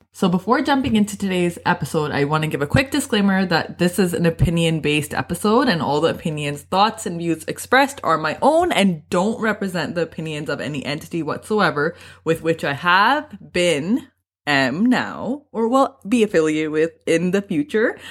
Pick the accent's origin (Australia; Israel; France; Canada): Canada; I was born and raised in Canada